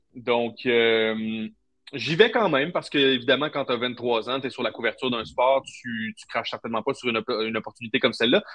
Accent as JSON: {"language": "French", "town": "Trois-Rivières", "region": "Quebec", "country": "Canada", "tie": "born or raised there", "said": "je viens de Trois-Rivières, enfin à Trois-Rivières, c'était hockey, hockey, hockey"}